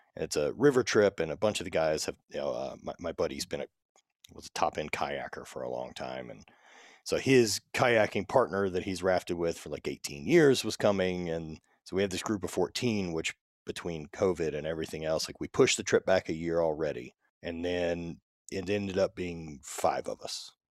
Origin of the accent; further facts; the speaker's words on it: Louisiana, United States; growing up in the South and being in Louisiana and everything my entire life